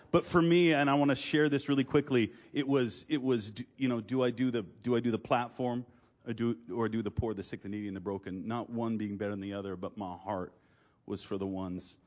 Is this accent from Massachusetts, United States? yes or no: yes; Gloucester, Massachusetts, United States; I'm from a small island called Gloucester. Uh, we're north of Boston.